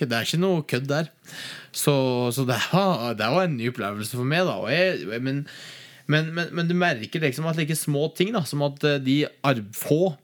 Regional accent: Gudbrandsdalen, Innlandet, Norway; moved away; Heime i Gudbrandsdalen

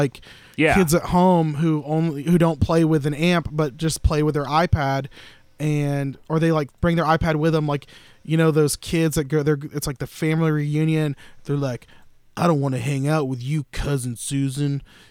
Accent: the South, United States; Dude, I'm from the South. I'm in a storefront church.

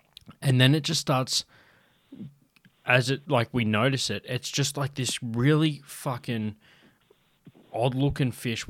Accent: South Australia, Australia; I'm from South Australia, man, in my back fucking yard.

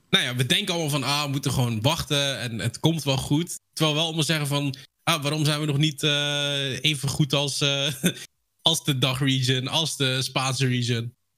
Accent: Netherlands; zelf ben ik een Nederlander

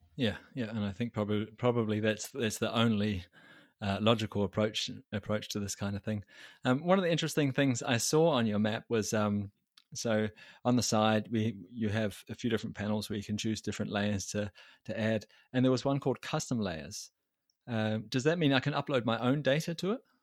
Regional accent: New Zealand; I come from New Zealand

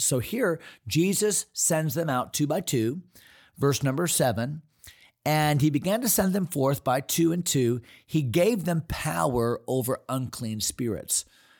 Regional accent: East Hartland, Connecticut, United States; when I grew up in East Hartland, 50, well, I'll be 57 this year or so, 55 years ago, 50 years ago, Janice was my next door neighbor, and my whole town, East Hartland, Connecticut, we're all Norwegians.

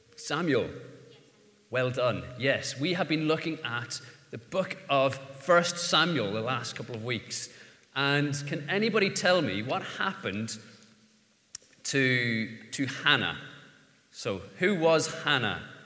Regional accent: Ireland; as an Irishman, the, the letter R is problematic

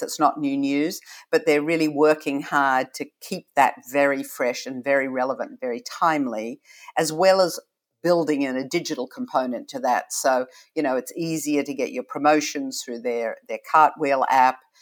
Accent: Australia; moved away as an adult; now in United States; when I grew up in Australia, and, you know, to be truly honest, I arrived here forty years ago, this last month

